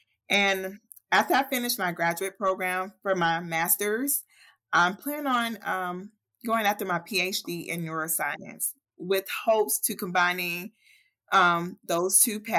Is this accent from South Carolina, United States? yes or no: yes; Columbia, South Carolina, United States; I'm from Columbia, South Carolina.